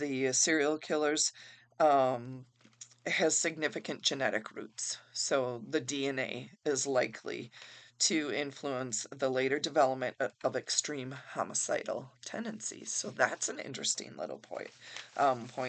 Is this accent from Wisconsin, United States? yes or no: yes; Wisconsin, United States; I am from Wisconsin in the United States